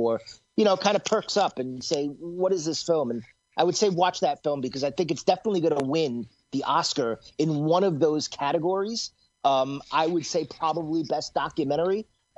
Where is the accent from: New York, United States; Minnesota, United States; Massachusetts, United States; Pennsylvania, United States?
New York, United States; I'm a New Yorker